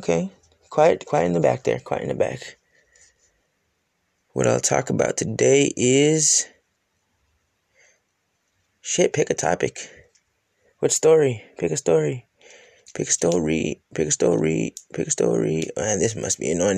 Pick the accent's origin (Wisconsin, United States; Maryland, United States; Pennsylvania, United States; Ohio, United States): Wisconsin, United States; moved away as an adult; also born or lived in Missouri; I grew up in the Midwest, Wisconsin, and then traveled all throughout the Midwest, Missouri, and all the way down and everything